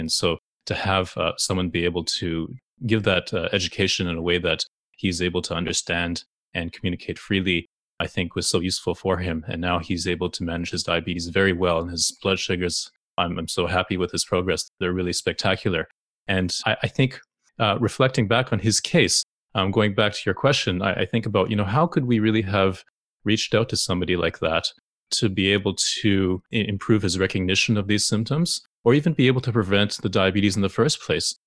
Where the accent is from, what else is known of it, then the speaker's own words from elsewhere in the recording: Toronto, Ontario, Canada; growing up in the very multicultural city of Toronto